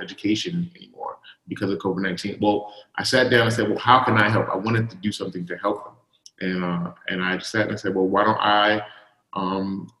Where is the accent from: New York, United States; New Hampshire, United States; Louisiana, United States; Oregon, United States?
New York, United States; New York City; I grew up in Coney Island